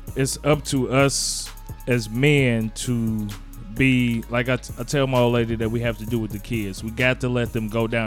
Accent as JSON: {"language": "English", "town": "Gary", "region": "Indiana", "country": "United States", "said": "I'm from Gary."}